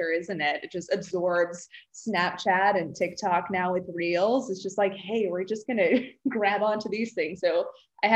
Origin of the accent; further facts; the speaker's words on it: Texas, United States; first language Czech; English is a second language; moved away as an adult; now in Nashville, United States; I grew up in Texas, and then I moved here in 2002. So yeah, Nashville has been my home for a while.